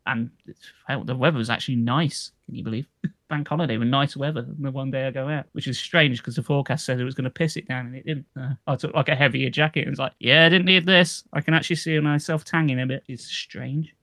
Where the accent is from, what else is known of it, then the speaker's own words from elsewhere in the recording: United Kingdom; That's me being British.